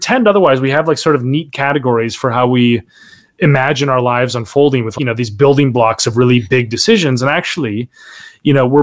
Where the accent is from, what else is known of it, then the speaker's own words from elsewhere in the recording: Minnesota, United States; I grew up in Minnesota, born and raised Minnesotan